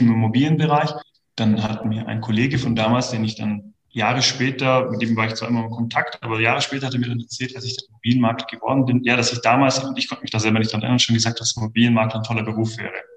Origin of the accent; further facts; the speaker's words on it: Kempten, Bavaria, Germany; Also ich bin in der Tat gebürtiger Kempner. Ähm, das heißt, ich bin hier aufgewachsen, bin hier immer geblieben